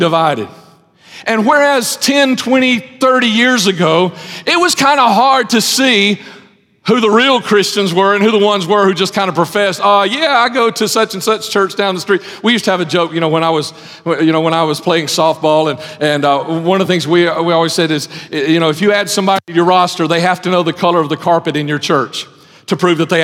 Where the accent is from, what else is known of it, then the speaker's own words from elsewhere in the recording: Lipscomb, Alabama, United States; I grew up in Lipscomb back when Lipscomb was a good place to grow up in.